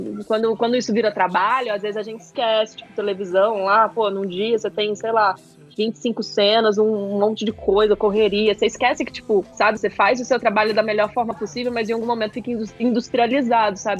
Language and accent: Portuguese; interior of Minas Gerais, Brazil; eu sou do interior de Minas